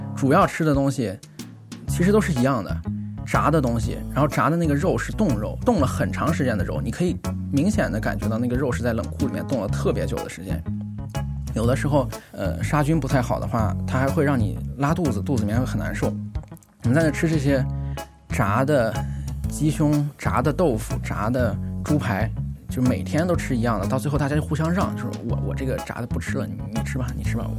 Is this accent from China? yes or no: yes; China; 我们中国人